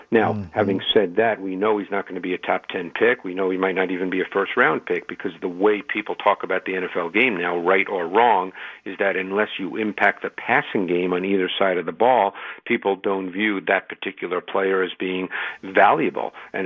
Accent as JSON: {"language": "English", "town": "New York City", "region": "New York", "country": "United States", "tie": "born or raised there", "also_born_or_lived": "Detroit, Michigan", "moved": "as an adult", "said": "growing up in New York City"}